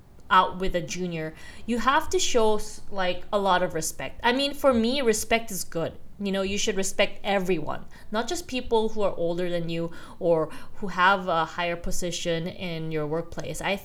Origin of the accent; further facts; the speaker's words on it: Philippines; moved away as an adult; also born or lived in South Korea; now in Australia; I am Korean by race, but I moved to the Philippines when I was maybe 6 years old